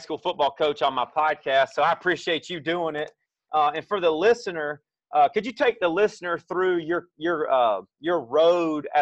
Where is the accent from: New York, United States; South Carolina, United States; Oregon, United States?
South Carolina, United States; I grew up in South Carolina, played football in South Carolina